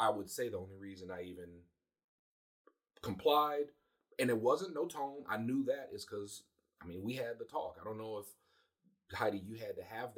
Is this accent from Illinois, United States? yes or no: no; Cleveland, Ohio, United States; we're from Cleveland